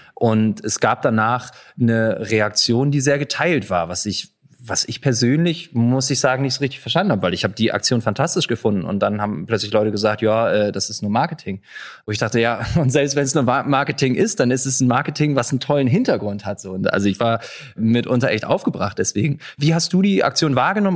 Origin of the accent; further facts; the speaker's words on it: Leipzig, Saxony, Germany; ich komme selber aus Leipzig